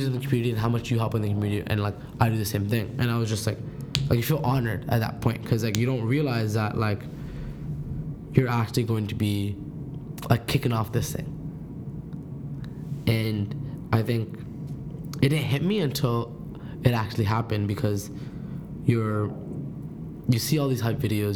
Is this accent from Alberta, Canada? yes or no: no; Toronto, Ontario, Canada; I'm from Scarborough